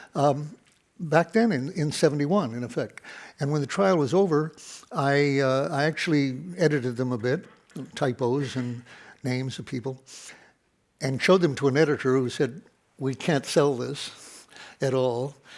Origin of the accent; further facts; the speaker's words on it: Detroit, Michigan, United States; my hometown of Detroit